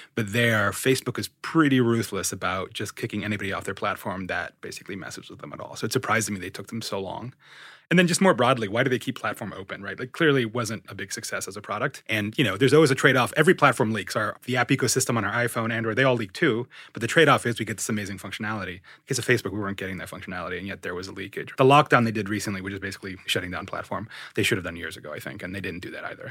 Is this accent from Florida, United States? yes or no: yes; Miami, Florida, United States; moved away as an adult; also born or lived in Orange County, California / Berkeley, California / New York; now in San Francisco Bay Area, United States; I was raised in the Spanish, Thailand stucco nightmares of the Miami suburbs, the far western parts of the city, what's known as the Southwest Miami